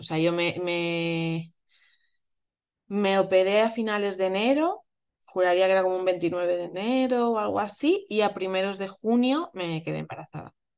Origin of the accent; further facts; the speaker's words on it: Madrid, Community of Madrid, Spain; soy de Madrid